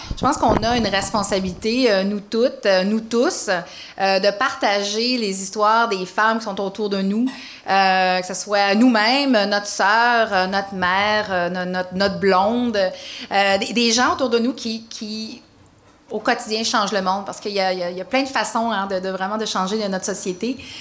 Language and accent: French; Rouyn-Noranda, Quebec, Canada; je viens de Rouen, North Bay